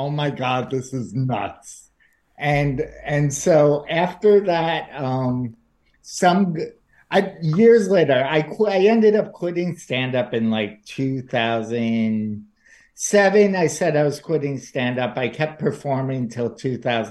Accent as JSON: {"language": "English", "town": "New York City", "region": "New York", "country": "United States", "tie": "born or raised there", "moved": "as an adult", "lives_now": "New Jersey, United States", "said": "I'm from New York. I grew up in New York. I live in New Jersey now"}